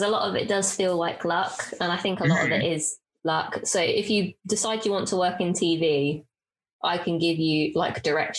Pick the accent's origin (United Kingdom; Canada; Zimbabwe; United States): United Kingdom; Bedford, East of England; I'm from Bedford